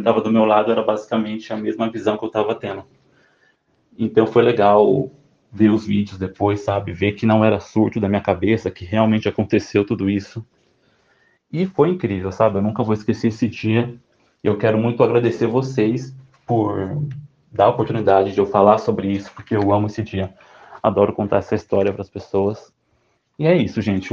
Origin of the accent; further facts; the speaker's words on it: São Paulo, Brazil; eu tenho 27 anos e eu sou de São Paulo